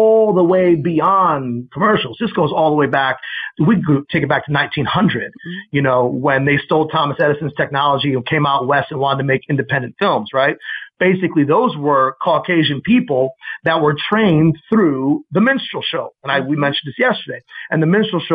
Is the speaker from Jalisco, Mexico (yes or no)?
no; Mexico City, Mexico; moved away; I was raised in Mexico City 5 years. And speaking Spanish was essentially one of my native tongues